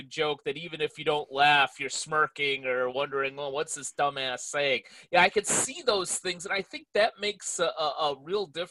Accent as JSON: {"language": "English", "town": "Chicago", "region": "Illinois", "country": "United States", "tie": "born or raised there", "moved": "yes", "lives_now": "California, United States", "said": "I grew up in Chicago"}